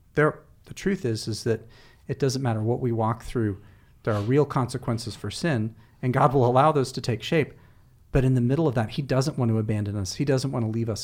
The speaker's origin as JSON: {"language": "English", "country": "United States", "said": "as American Westerners"}